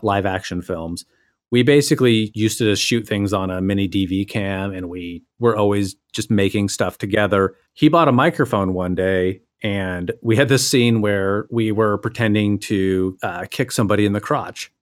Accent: Boise, Idaho, United States; moved away as an adult; also born or lived in Vancouver; I was in the process of moving from Vancouver back to my hometown of Boise, Idaho

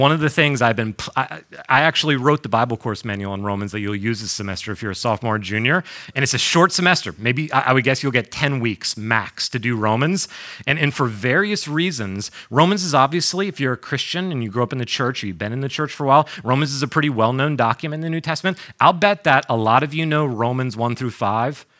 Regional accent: New York, United States; moved away as an adult; also born or lived in North Carolina / Boston; I grew up in New York

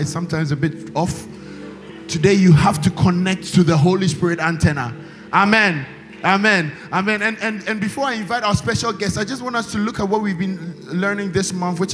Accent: China; moved away; I come from China

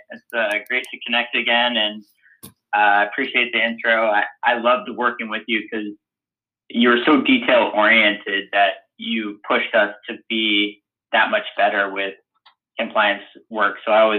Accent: Pacific Northwest, United States; knowing what an amazing place University of Washington was from, you know, growing up in the Northwest and working with Coach Sark

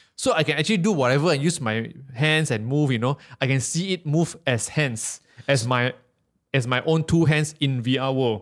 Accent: Malaysia; I'm, I'm from Malaysia

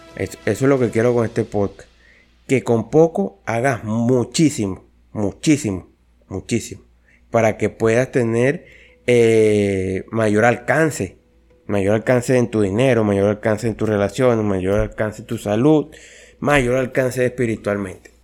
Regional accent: Venezuela; yo nací en Venezuela, yo, yo soy aquí de Venezuela

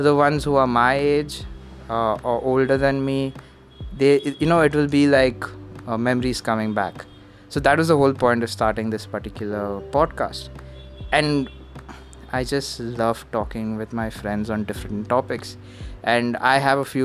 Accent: Mumbai, Maharashtra, India; I'm from Bombay.

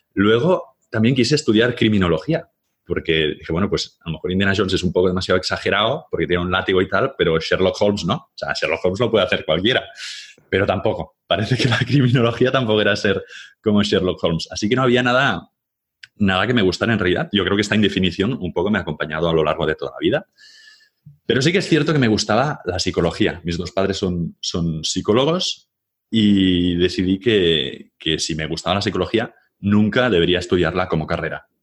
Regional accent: Catalonia, Spain; soy catalán

